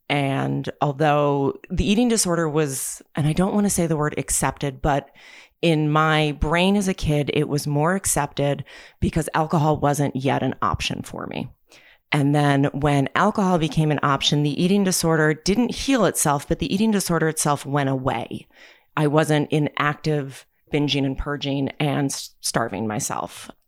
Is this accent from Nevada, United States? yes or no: no; New Jersey, United States; So I am from New Jersey. I was born and raised in New Jersey. I've lived multiple places in my life, but I always tend to wind up back in New Jersey.